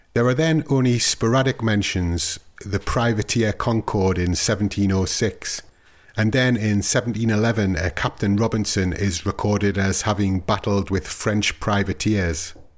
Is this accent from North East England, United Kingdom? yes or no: yes; Newcastle upon Tyne, North East England, United Kingdom; my hometown of Newcastle